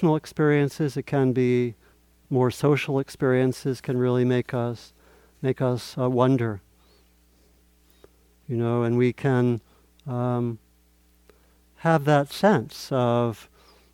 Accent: Maryland, United States; I grew up in Maryland, and it was a little bit like a southern town with a railroad tracks through the middle

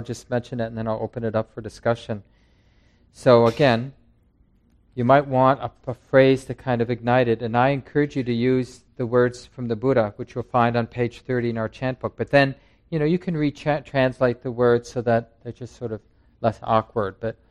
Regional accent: Minneapolis, Minnesota, United States; When I was young, growing up in North Minneapolis

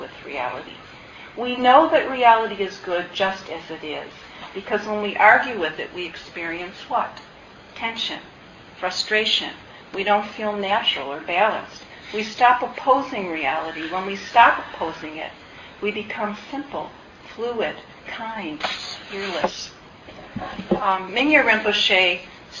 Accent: Midwest, United States; as a Midwesterner

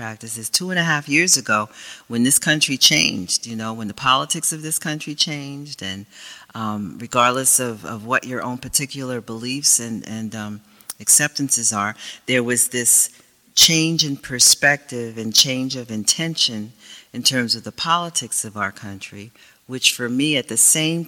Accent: United States; I come from some people that had enough suffering in this country in terms of I'm African American

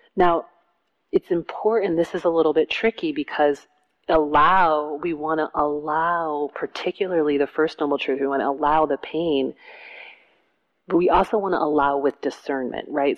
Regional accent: Detroit, Michigan, United States; I grew up in Detroit

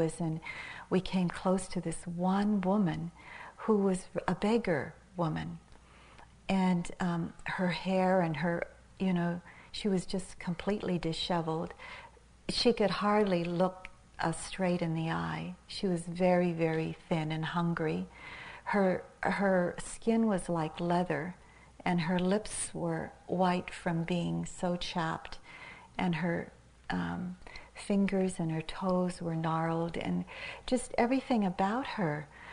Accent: Manila, Metro Manila, Philippines; moved away; I was born in Manila in the Philippines and I'd spent quite a bit of my life there, about maybe 10 years of my life there

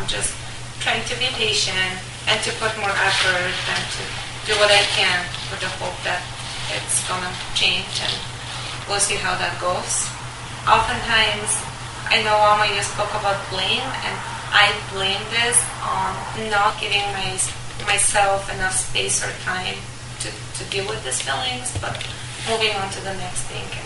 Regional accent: Bulgaria; moved away; My husband is American, I'm from Bulgaria

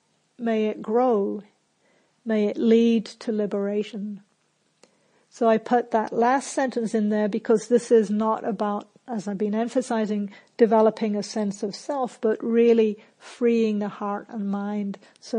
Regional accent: England, United Kingdom; also born or lived in New Zealand; So I grew up in England and New Zealand

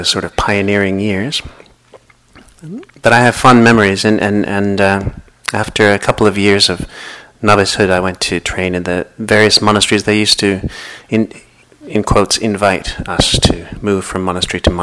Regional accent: Boston, Massachusetts, United States; moved away; I'm originally from the Boston area

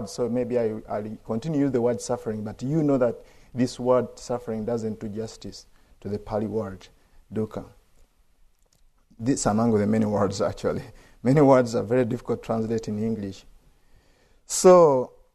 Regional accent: Uganda; I'm from Uganda

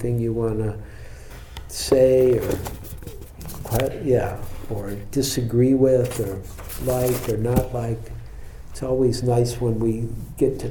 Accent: Detroit, Michigan, United States; now in San Francisco, United States; I'm from Detroit

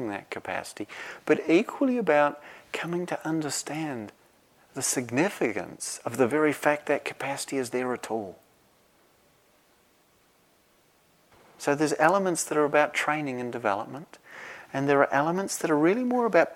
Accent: New Zealand; moved away; Where I grew up in New Zealand

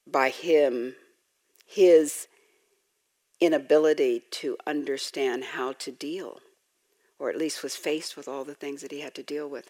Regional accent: Los Angeles, California, United States; I grew up in Los Angeles in South

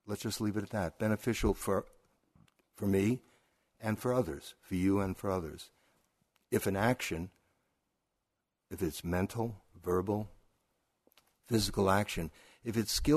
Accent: New York City, New York, United States; I'm also from Brooklyn

